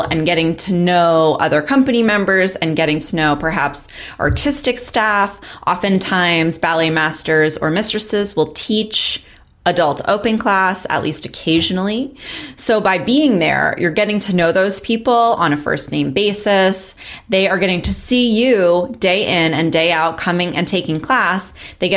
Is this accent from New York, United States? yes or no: yes; Long Island, New York, United States; I'm from Long Island